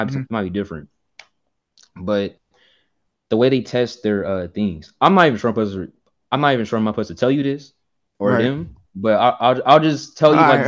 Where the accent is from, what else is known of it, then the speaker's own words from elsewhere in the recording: Fairfield, California, United States; from Fairfield, California.